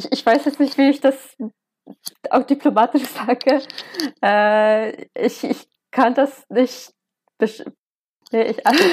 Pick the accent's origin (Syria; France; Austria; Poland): Poland; Lesser Poland; moved away as an adult; now in Leipzig, Germany; Äh, ich bin in einem Dorf äh, nah an Krakau aufgewachsen, also in Südpolens und ich habe während meiner Studienzeit an der Jagiellona-Universität mal ein ähm, Auslandssemester in Leipzig gemacht.